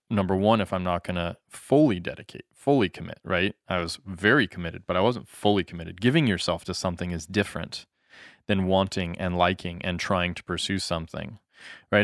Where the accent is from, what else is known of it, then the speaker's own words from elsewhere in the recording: United States; moved away; also born or lived in Japan; as an American